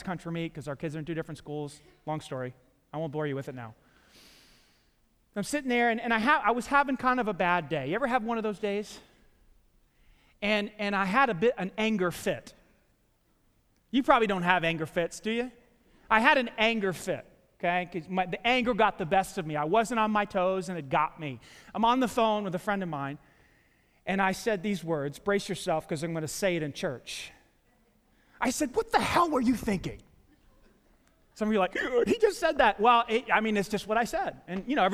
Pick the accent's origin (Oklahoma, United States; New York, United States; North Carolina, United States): New York, United States; New York City; I grew up in New York City, Staten Island, New York, and we, you know, for the first 13 years of our lives, we lived in the projects